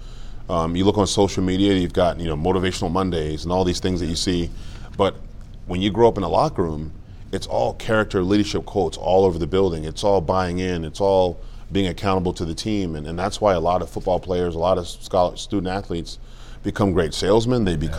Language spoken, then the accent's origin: English; Cameroon; moved away; I was born in Cameroon, like I said, Cameroon, West Africa.